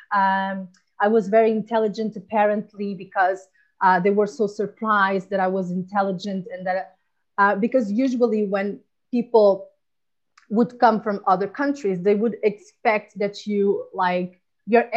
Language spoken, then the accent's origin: English; Portugal; moved away as an adult; also born or lived in Angola; now in Spain; I born in Angola and then went to Portugal and then come here to Spain and I've been living here for six years.